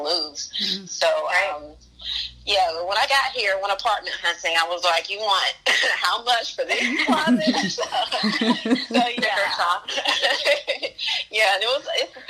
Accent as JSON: {"language": "English", "town": "Macon", "region": "Georgia", "country": "United States", "tie": "born or raised there", "moved": "as an adult", "lives_now": "New York City, United States", "said": "I was born and raised in Macon, Georgia, so I was used to space."}